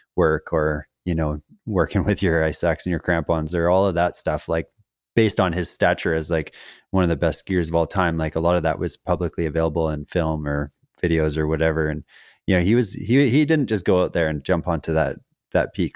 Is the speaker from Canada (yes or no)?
yes; Western Canada, Canada; as a kid growing up in Western Canada